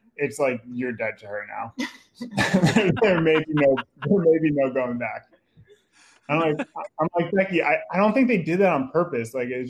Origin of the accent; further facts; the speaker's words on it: New York, United States; now in California, United States; we're from New York. I've had a lot of time in California to kind of mellow out a little bit.